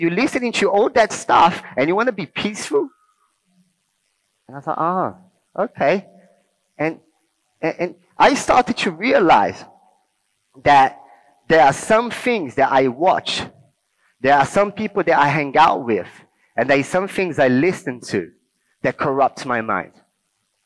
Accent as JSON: {"language": "English", "region": "Rio de Janeiro", "country": "Brazil", "tie": "born or raised there", "second_language": "English", "moved": "yes", "lives_now": "England", "said": "I grew up in Rio, in Brazil"}